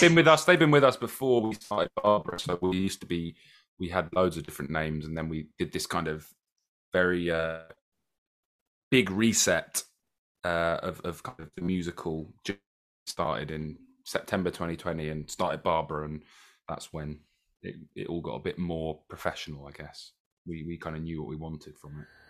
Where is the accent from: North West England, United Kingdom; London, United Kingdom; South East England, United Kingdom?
South East England, United Kingdom; Brighton; we're born and bred Brightonians